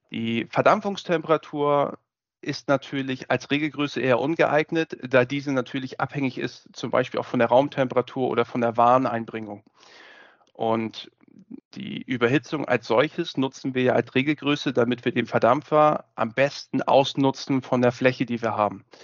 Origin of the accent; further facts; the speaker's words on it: Hamburg, Germany; ich bin gelernter Kälteanlagenbaumeister und wie man das vielleicht schon hört, gebürtiger Hamburger